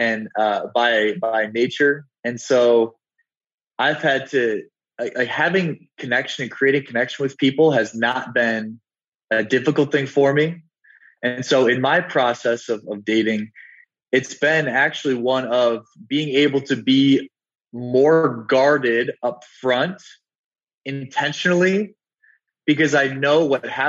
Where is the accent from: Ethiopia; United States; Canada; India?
United States; South Dakota; I'm from South Dakota. And if anybody knows anything about South Dakota and the Midwest, is that we're very family oriented